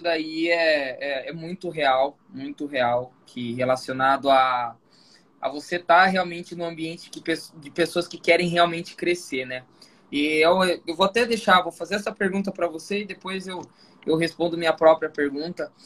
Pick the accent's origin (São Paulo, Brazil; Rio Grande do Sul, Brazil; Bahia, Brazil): São Paulo, Brazil; Sorocaba; eu sou de Sorocaba